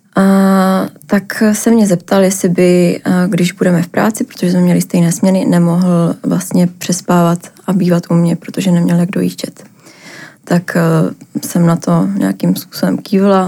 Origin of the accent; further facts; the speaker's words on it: Ostrava, Moravian-Silesian Region, Czechia; moved away as an adult; now in Prague, Czech Republic; pocházím z Ostravy, přestěhovala do Prahy